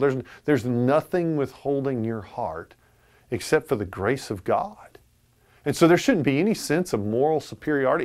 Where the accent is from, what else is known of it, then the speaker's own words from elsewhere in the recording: United States; as an American